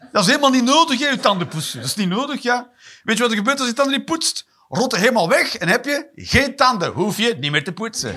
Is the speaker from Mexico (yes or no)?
no; Flanders, Belgium; ik ben een Vlaming